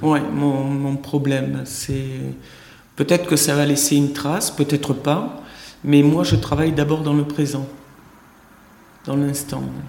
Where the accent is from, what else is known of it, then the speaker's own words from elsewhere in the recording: Tarn, Occitania, France; moved away as an adult; also born or lived in Paris / Tahiti; je suis revenu dans le sud-ouest dont je suis originaire, de Tarn, précisément